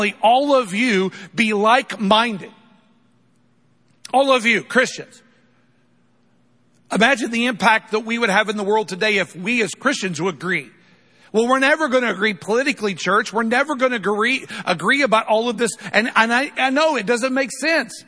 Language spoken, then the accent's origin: English; United States; I'm not unproud to be an American, but I'm a lot more proud to be a follower of Jesus than I am an American